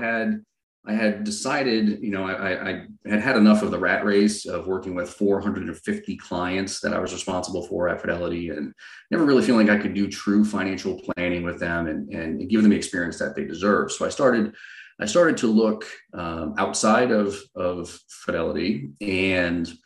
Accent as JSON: {"language": "English", "region": "Rhode Island", "country": "United States", "tie": "born or raised there", "moved": "as an adult", "lives_now": "San Diego, United States", "said": "I grew up on the East Coast. I'm originally from a little tiny town just outside of Providence, Rhode Island."}